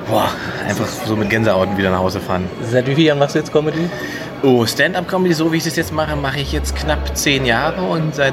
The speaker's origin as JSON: {"language": "German", "region": "Saxony-Anhalt", "country": "Germany", "said": "Berlin quasi oder das andere Heimspiel Sachsen-Anhalt, wo ich herkomme, sind natürlich immer Highlights."}